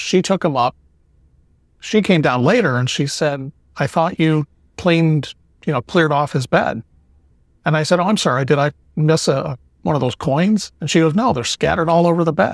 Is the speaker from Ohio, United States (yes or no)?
yes; Cleveland, Ohio, United States; now in Florida, United States; I'm originally from Cleveland, Ohio, and I now live in Florida